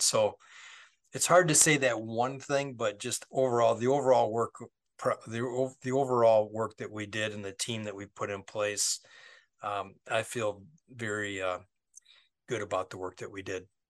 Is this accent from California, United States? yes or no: no; Westland, Michigan, United States; my hometown